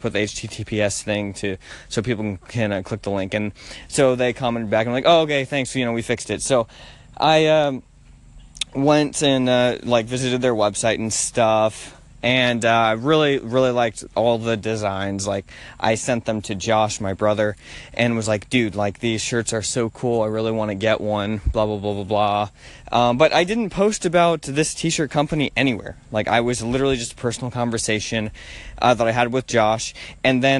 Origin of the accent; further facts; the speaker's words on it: Nashville, Tennessee, United States; I'm from Nashville